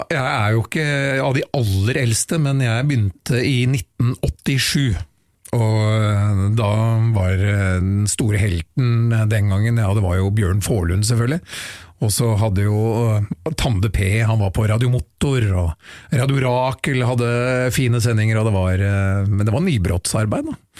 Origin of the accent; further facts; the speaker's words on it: Oslo, Norway; Jeg er jo byslamp, født og oppvokst i Oslo sentrum